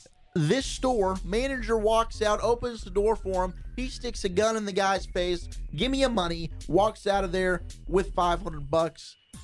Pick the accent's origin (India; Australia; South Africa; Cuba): South Africa; I'm South African, baby.